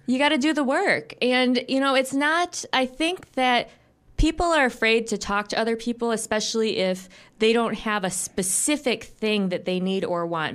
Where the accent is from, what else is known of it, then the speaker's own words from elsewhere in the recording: Grand Rapids, Michigan, United States; moved away; I'm from Grand Rapids originally, but I moved back after a fairly long time away about three years ago